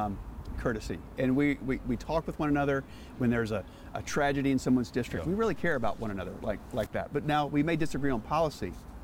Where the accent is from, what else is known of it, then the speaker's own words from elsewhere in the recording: Winston-Salem, North Carolina, United States; I'm from Winston-Salem